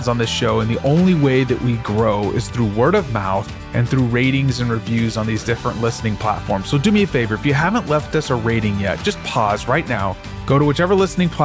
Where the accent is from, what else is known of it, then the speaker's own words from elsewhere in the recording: Dallas, Texas, United States; I grew up in Dallas